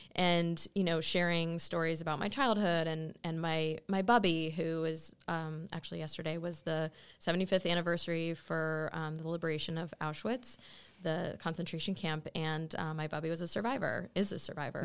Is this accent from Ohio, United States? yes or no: yes; Cleveland, Ohio, United States; moved away as an adult; also born or lived in Israel / Pittsburgh; I grew up in Cleveland